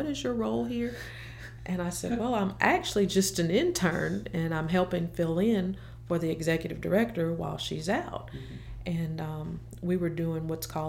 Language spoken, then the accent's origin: English; DeRidder, Louisiana, United States; moved away as an adult; also born or lived in Memphis; now in Jackson, United States; I am actually from a small place in Louisiana called DeRidder